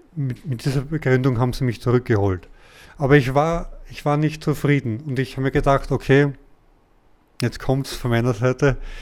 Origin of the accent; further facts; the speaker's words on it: Austria; ich bin ja Österreicher